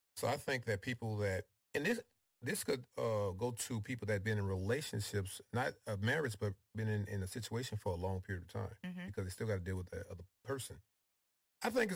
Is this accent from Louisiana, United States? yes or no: yes; New Orleans, Louisiana, United States; now in Houston, United States; I'm from New Orleans, Louisiana